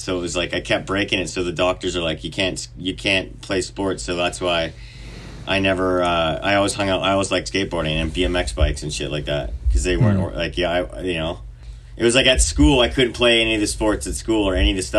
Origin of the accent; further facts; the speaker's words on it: Vernon, British Columbia, Canada; Vernon, British Columbia.